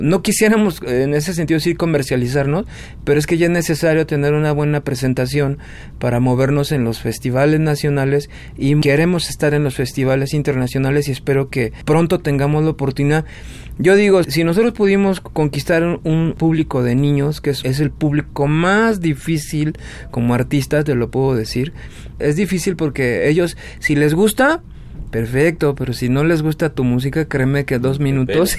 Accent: Mexico; tú como mexicano

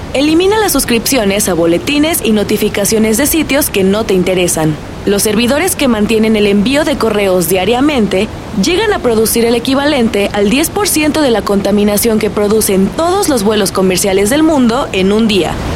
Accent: Mexico

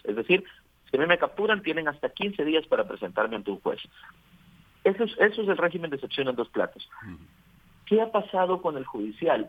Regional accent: El Salvador; somos los salvadoreños

